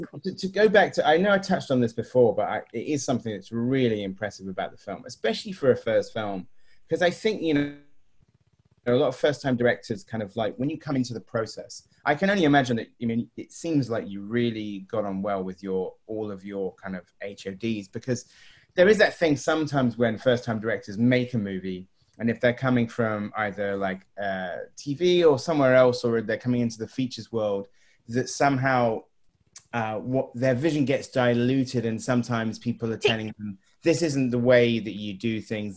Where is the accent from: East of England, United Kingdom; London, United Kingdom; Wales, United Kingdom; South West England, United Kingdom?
South West England, United Kingdom; Swanage; I am actually from the coast myself. I, bought, I was, grew up in Swanage